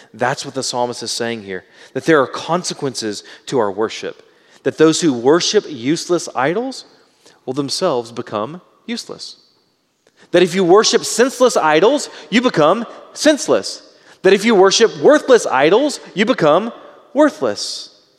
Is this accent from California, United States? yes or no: no; Southeast Texas, United States; I was raised in Southeast Texas.